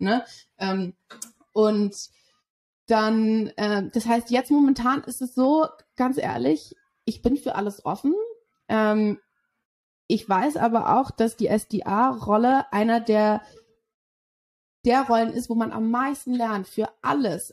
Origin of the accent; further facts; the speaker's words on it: Berlin, Germany; moved away as an adult; now in London, United Kingdom; ich bin in Berlin aufgewachsen, Berlin geboren